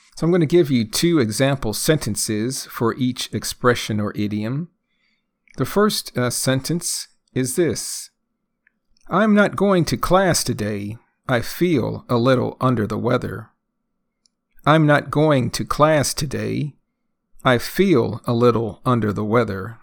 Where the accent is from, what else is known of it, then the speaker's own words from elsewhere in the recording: United States; first language English; I am a native English speaker, born and raised in the United States